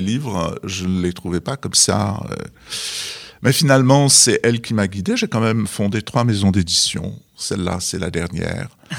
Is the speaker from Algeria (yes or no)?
yes; Algeria; moved away; je suis né au Sahara et les arbres, c'était des palmiers